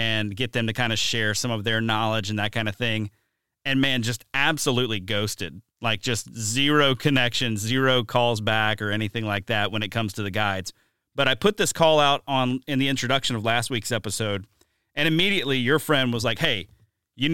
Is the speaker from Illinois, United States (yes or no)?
no; Mobile, Alabama, United States; now in Wisconsin, United States; growing up in Mobile, Alabama.